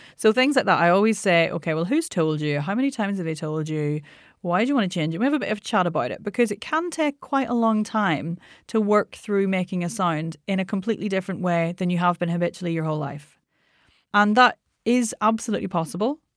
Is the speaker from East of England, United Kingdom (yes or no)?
no; Northern Ireland, United Kingdom; I'm Northern Irish